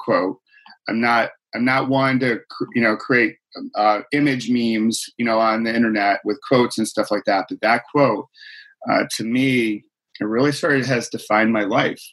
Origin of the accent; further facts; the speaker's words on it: Rochester, New York, United States; I grew up in Rochester, New York